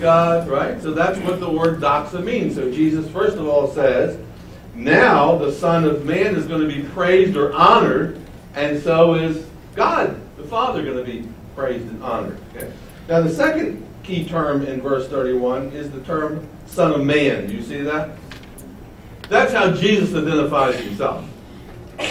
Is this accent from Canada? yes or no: no; Baltimore, Maryland, United States; moved away; I'm from Baltimore. And all I can say is that Baltimore hasn't changed since I left it at the end of 1982.